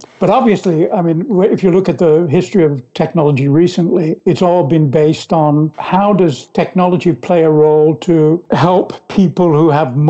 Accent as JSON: {"language": "English", "country": "United States", "accent": "American", "lives_now": "France", "said": "for me to come back to whatever original American accent I ever had. I can sound very British when I'm with British people."}